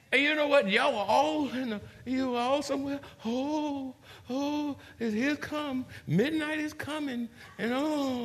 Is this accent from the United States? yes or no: yes; San Antonio, Texas, United States; we're from the Alamo City.